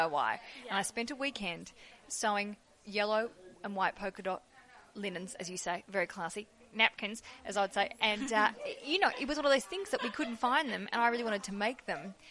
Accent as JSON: {"language": "English", "country": "Australia"}